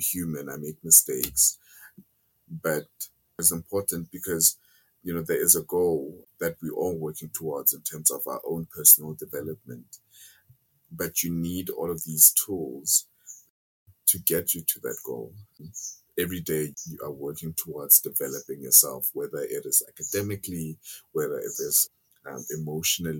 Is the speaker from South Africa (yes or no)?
yes; South Africa; I love my home country